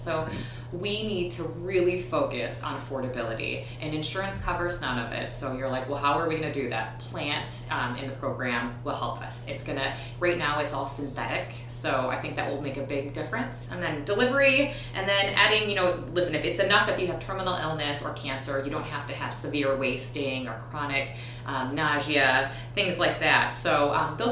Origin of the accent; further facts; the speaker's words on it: Minneapolis, Minnesota, United States; also born or lived in Edina, Minnesota; I grew up in North Minneapolis, Northeast, and I grew up really poor to a single mom.